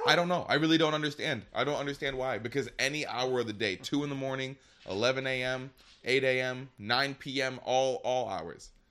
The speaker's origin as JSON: {"language": "English", "region": "Michigan", "country": "United States", "said": "I'm from Michigan"}